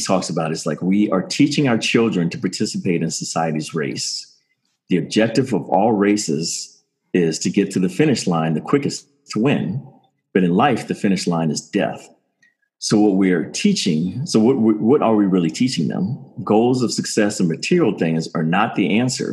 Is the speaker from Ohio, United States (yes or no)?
no; Maryland, United States; also born or lived in Pacific Palisades / Palm Springs; I grew up in Maryland